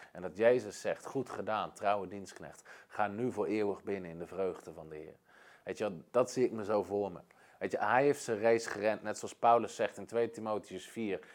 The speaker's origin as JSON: {"language": "Dutch", "country": "Netherlands", "said": "als Nederlanders"}